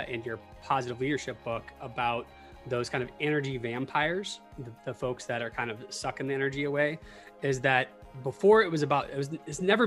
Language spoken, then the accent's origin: English; Tallahassee, Florida, United States; I grew up in Tallahassee